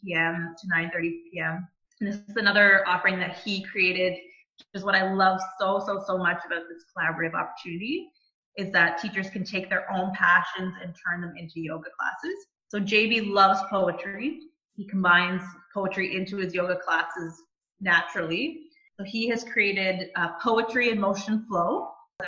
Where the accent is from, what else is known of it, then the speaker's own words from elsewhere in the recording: Bowmanville, Ontario, Canada; I grew up in Bowmanville, so it's actually really exciting for me to have my business in my hometown